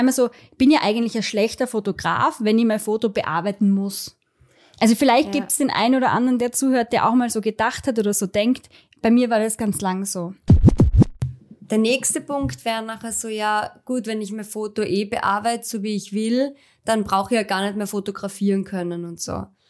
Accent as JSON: {"language": "German", "region": "Styria", "country": "Austria", "said": "bei uns in der Steiermark"}